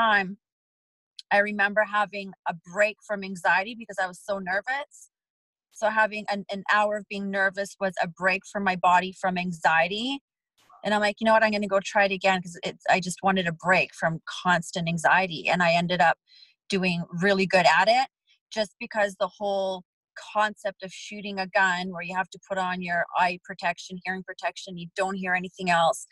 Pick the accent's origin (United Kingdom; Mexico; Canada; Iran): Canada; Vancouver, British Columbia; also born or lived in Poland; now in Nevada, United States; I'm from Vancouver